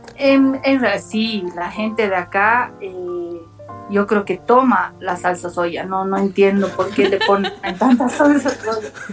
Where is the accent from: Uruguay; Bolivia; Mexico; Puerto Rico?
Bolivia; La Paz; also born or lived in Japan; yo tengo mis, mis, ambos padres son japoneses, entonces obviamente yo me veo como una japonesa y, siempre sentía que no encajaba mm. aquí en Bolivia